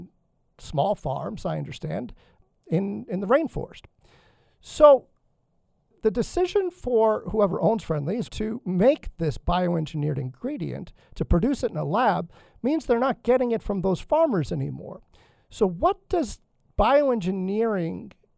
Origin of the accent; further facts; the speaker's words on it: New England, United States; growing up in New England